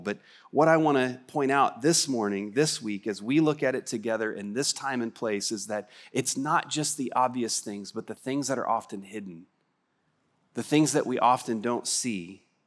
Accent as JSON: {"language": "English", "region": "West Texas", "country": "United States", "said": "I'm from West Texas"}